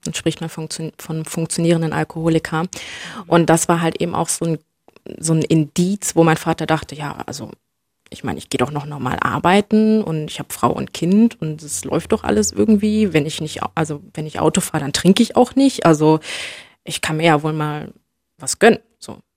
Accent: Germany; ich bin in, in Deutschland äh, geboren und aufgewachsen

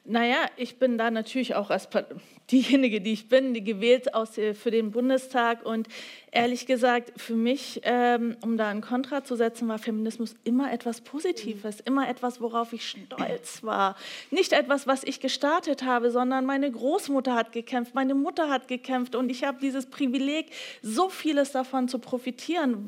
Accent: Bavaria, Germany; Ich komme ja aus Bayern

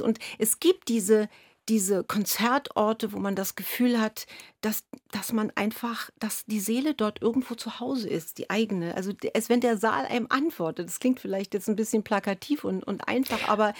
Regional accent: Berlin, Germany; ich komme gebürtig aus, aus Ostdeutschland, aus Ost, in Ostberlin bin ich groß geworden

